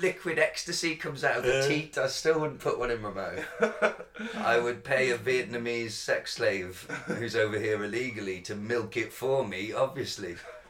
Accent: Welsh, Wales, United Kingdom; I'm Welsh.

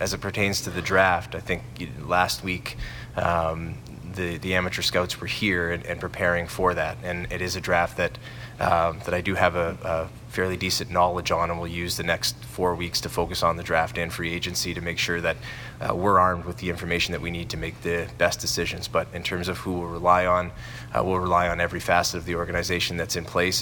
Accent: Sault Ste. Marie, Ontario, Canada; moved away as an adult; I'm from Sault Ste. Marie, and growing up in Sault Ste. Marie, that was really my dream job

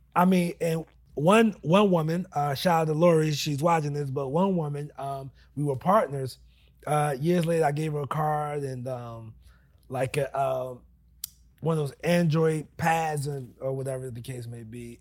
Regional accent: New Jersey, United States; moved away as an adult; now in Charlotte, United States; born and raised in Jersey

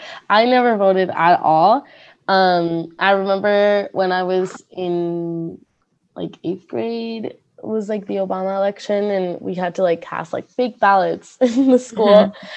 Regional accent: Miami, Florida, United States; I'm from Miami, so it's literally like diversity everywhere you see.

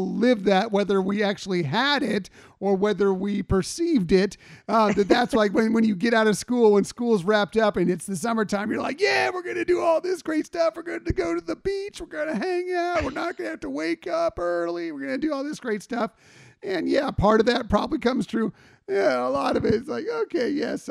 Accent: San Diego, California, United States; I grew up in San Diego or in Southern California

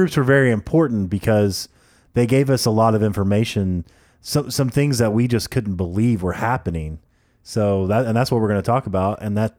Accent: United Kingdom; And I was like, oh, you know, I'm from England, obviously, just joking around with them.

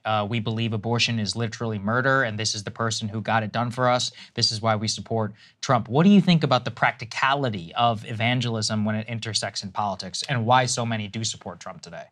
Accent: College Station, Texas, United States; I grew up in College Station, Texas

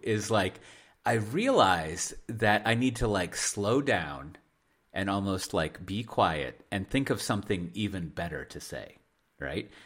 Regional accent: United States; moved away as an adult; also born or lived in Hendrik-Ido-Ambacht/Dordrecht area, Netherlands; now in Netherlands; I love living here and I'm an American. I'm a foreigner

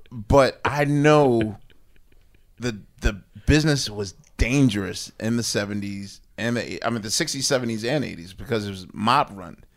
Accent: Philadelphia, Pennsylvania, United States; as a Philadelphian

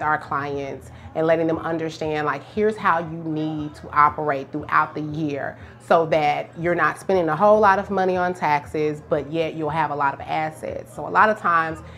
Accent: Tulsa, Oklahoma, United States; moved away as an adult; I'm from Tulsa originally

